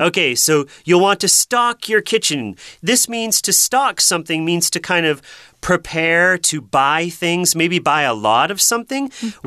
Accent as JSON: {"language": "English", "region": "Massachusetts", "country": "United States", "said": "I come from Massachusetts, and Boston is the big city there"}